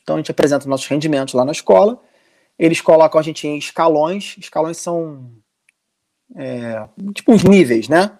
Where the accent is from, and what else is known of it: Brazil; moved away as an adult; now in Portugal